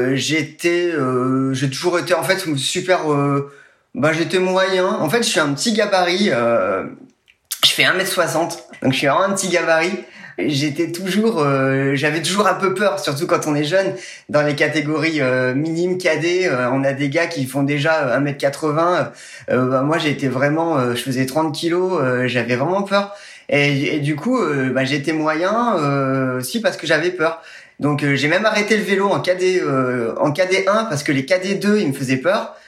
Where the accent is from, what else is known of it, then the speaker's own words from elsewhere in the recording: Nevers, Bourgogne-Franche-Comté, France; je suis né à Nevers dans le dans la Nièvre